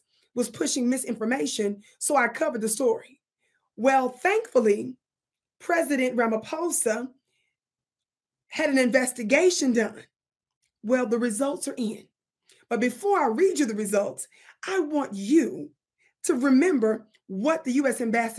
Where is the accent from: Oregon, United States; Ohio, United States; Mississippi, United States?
Mississippi, United States; accent: Mississippi; hopefully I pronounced that right with my Mississippi accent